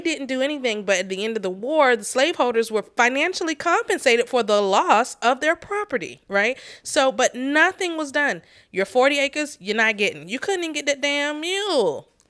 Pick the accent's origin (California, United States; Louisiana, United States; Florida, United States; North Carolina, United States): North Carolina, United States; we're from North Carolina